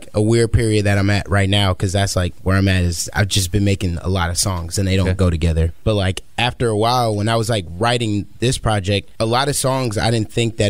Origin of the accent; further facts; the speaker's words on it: Woodmere, Ohio, United States; I'm from the suburbs. I'm from my area. I'm from Woodmere Village